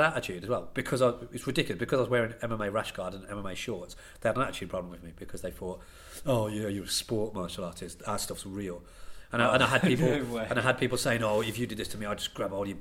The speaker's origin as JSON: {"language": "English", "town": "Banbury", "region": "South East England", "country": "United Kingdom", "said": "I am from Banbury"}